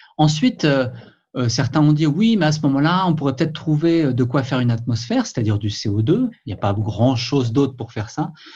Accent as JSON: {"language": "French", "country": "France", "said": "chez nous en France"}